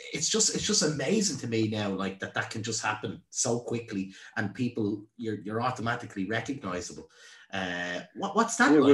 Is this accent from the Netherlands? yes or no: no; Ireland; I'm Irish.